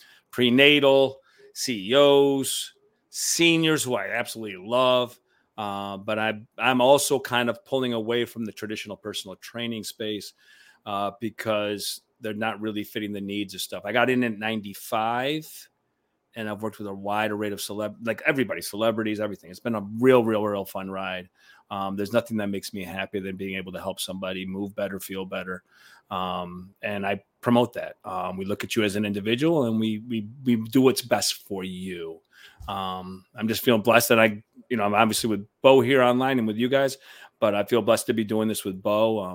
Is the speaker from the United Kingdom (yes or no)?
no; Cuba; now in New York City, United States; Syracuse took us in when we came from Cuba.